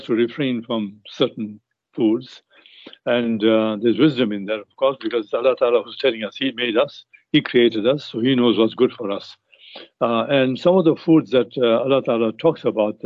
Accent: South Africa; we grew up in South Africa, playing cricket in South Africa

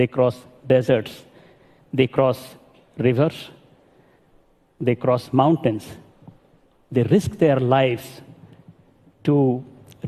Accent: Sindhekela, Odisha, India; moved away as an adult; also born or lived in Sambalpur, India; now in Washington, D.C., United States; I live in Washington, D.C. But I grew up in Sindhekela, a village in Orissa in India

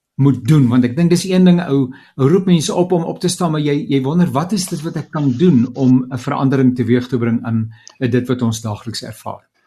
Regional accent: South Africa; ons as Suid-Afrikaners

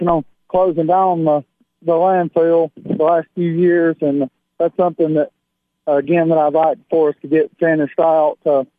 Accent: Byrdstown, Tennessee, United States; I grew up in Byrdstown. I went to school in Byrdstown. You know, I've lived in Pickett County my whole life

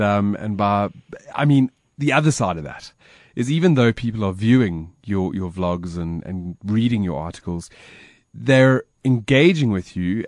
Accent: South Africa; I was born in Africa, and Africa is in me

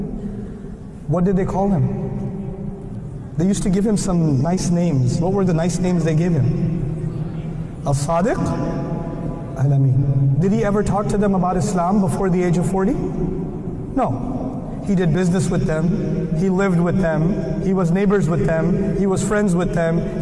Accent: United States; I'm American

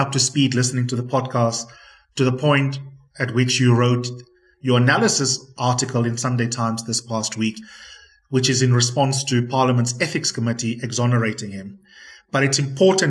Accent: South Africa

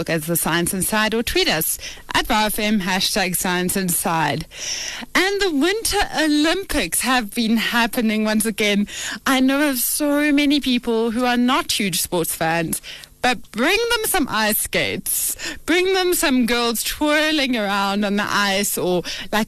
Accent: South Africa; I'm a South African child

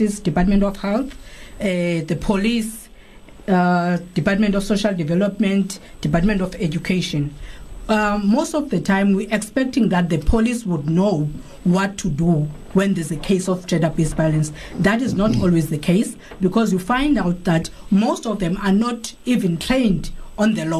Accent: South Africa; as South Africans

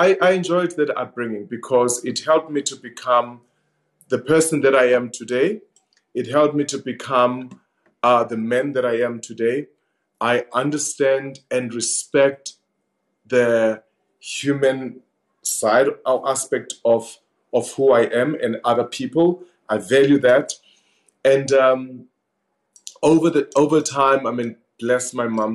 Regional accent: Vosloorus, Gauteng, South Africa; growing up in Fos Loras with my sister's influence

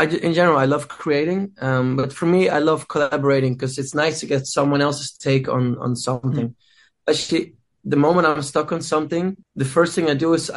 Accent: Netherlands; my home country, Amsterdam

